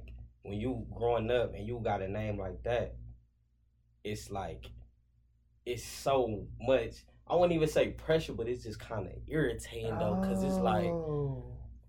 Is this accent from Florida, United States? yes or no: no; Cleveland, Ohio, United States; I'm from Cleveland, Ohio